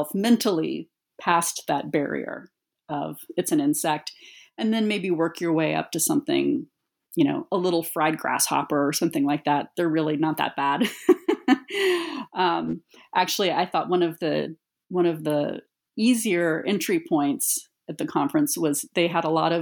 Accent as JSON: {"language": "English", "country": "United States", "tie": "born or raised there", "said": "growing up as an American woman"}